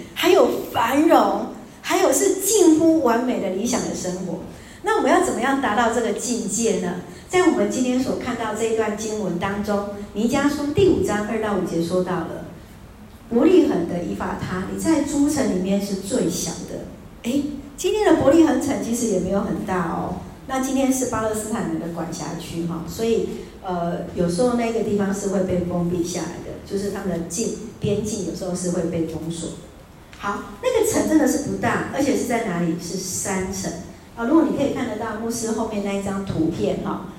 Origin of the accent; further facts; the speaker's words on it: Taiwan; 我从台湾来